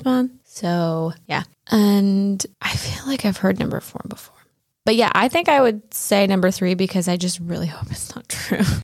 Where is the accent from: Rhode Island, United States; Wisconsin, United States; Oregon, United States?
Wisconsin, United States; as a Wisconsinite